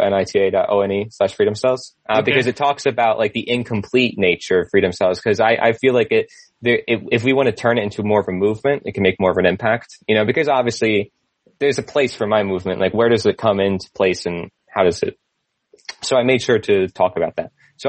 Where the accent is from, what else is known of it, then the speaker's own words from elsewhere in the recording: Pennsylvania, United States; I'm from Pennsylvania. So like actually kind of close to New York.